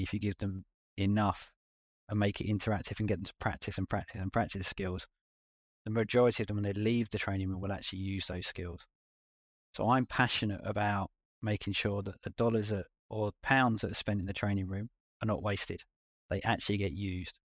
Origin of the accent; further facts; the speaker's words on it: London, United Kingdom; accent: London; moved away as an adult; now in Auckland, New Zealand; with my accent, going back to London, the U K